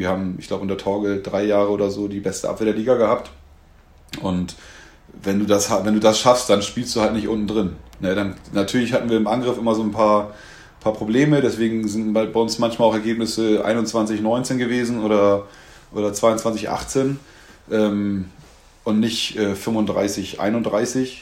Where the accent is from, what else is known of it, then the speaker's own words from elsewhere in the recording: Henstedt-Ulzburg, Schleswig-Holstein, Germany; moved away as an adult; also born or lived in Hamburg; now in Bad Schwartau, Germany; ich bin halt irgendwie ein Kind des Nordens, in Henschel-Ulzburg aufgewachsen, in Hamburg, groß, Hamburg gelebt